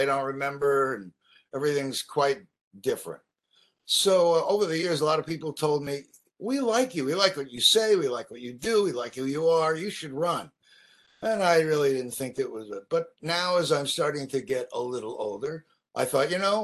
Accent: New York City, New York, United States; also born or lived in California; now in Maui, United States; I'm from New York, from Brooklyn, New York.

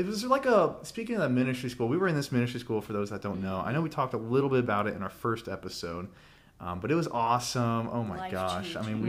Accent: Florida, United States; We are from Florida, so sunny Florida.

